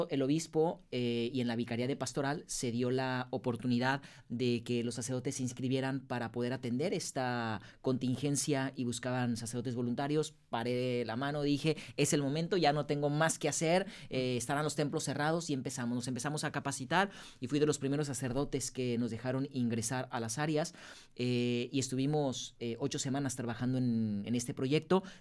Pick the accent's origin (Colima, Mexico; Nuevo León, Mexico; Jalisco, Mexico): Jalisco, Mexico; Guadalajara; Soy de Guadalajara.